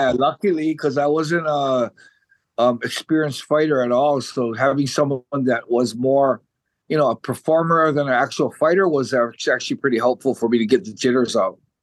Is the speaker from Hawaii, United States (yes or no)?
yes; Hawaii, United States; moved away as an adult; now in Japan; I was born in 1967, and I I grew up in Hawaii all the way till I was 23 years old.